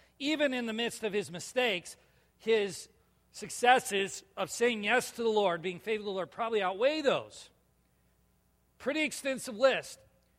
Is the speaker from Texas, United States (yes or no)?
no; California, United States; now in Minnesota, United States; Yeah, only the other Californian guy here. I'm a Minnesotan, though. I'm not a Californian anymore.